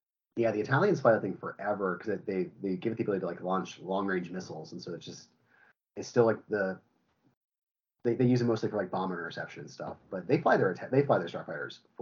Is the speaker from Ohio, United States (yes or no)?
yes; Ohio, United States; I grew up I grew up in Ohio